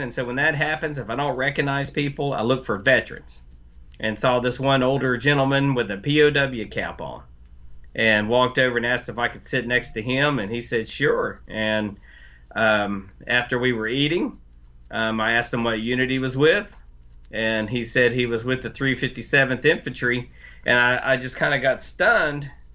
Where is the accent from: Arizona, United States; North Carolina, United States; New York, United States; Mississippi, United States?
North Carolina, United States; I'm from North Carolina